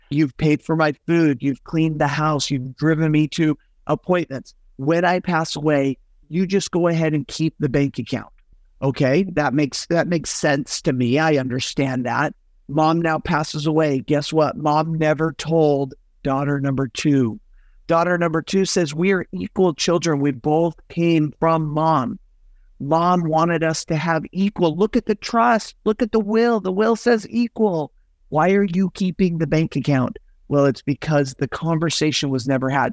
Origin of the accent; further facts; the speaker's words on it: Salt Lake City, Utah, United States; also born or lived in Southern California / Northern California; now in Arizona, United States; I was born and raised in Salt Lake City, Utah